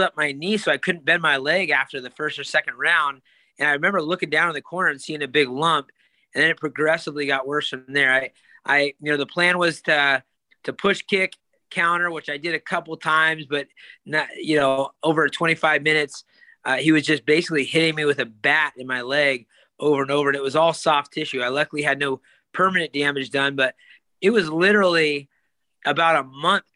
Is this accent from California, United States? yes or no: yes; California, United States; a sold out arena in my hometown